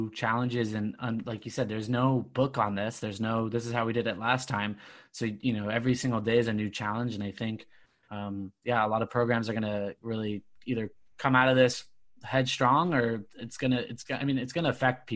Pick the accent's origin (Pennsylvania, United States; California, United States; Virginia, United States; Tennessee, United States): California, United States; Southern; moved away as an adult; a kid growing up in SoCal